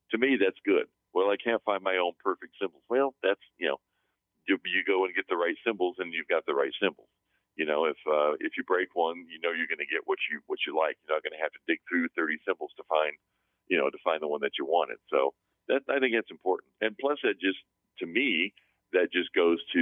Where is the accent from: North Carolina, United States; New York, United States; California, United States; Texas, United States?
Texas, United States; moved away as an adult; now in San Fernando Valley, United States; I'm from Texas